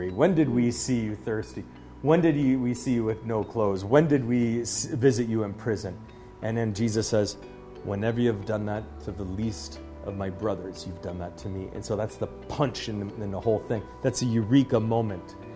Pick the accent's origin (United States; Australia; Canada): Canada; Waterloo, Ontario; this sculpture here so close to my hometown in uh, Waterloo